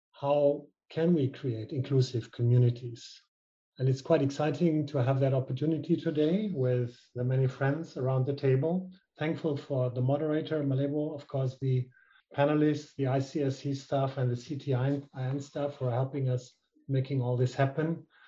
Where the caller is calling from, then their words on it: Berlin, Germany; I'm a European male wearing a white shirt with black glasses, and I'm calling you from Berlin